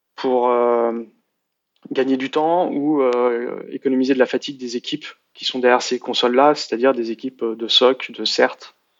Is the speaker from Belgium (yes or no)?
no; France; je suis français